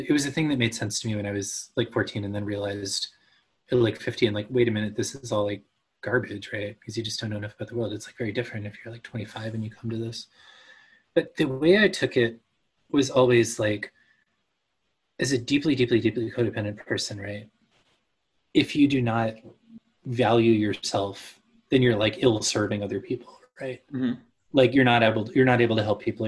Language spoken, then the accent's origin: English; near Dallas, Texas, United States; I grew up in near Dallas